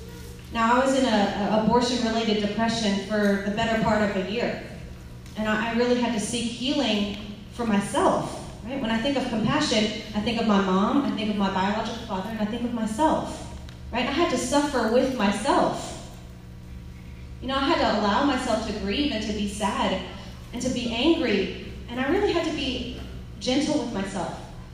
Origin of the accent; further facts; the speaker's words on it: California, United States; born there; I was born in California, so he drove in from California to come visit with me.